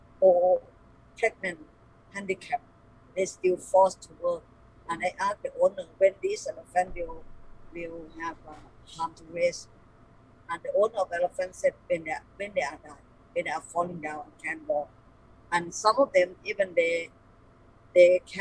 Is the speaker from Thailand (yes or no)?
yes; Thailand; English is a second language; my grandfather moving to Thailand since he young, and then he come and build the family here.